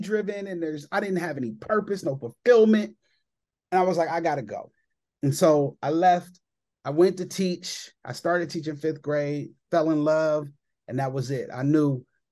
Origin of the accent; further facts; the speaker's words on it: Columbus, Ohio, United States; I am from Columbus, Ohio